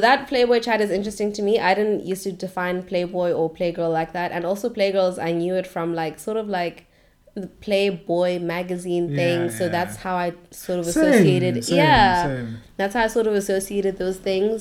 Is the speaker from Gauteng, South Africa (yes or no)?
yes; Johannesburg, Gauteng, South Africa; moved away; also born or lived in Cape Town